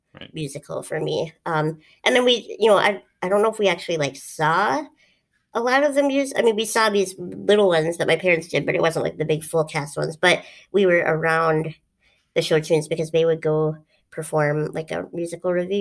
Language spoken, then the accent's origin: English; Duluth, Minnesota, United States; this is something that I grew up around, and I guess I've never really talked about it, is we did this thing in Duluth